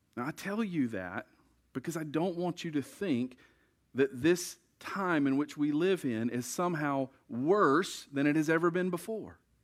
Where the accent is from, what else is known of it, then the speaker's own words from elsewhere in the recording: United States; We like to think that we speak for God as American Christians